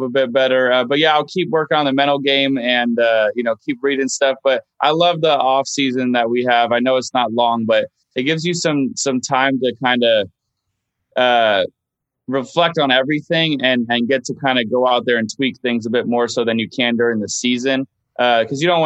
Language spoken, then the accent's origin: English; Los Angeles, California, United States; I grew up going to Riviera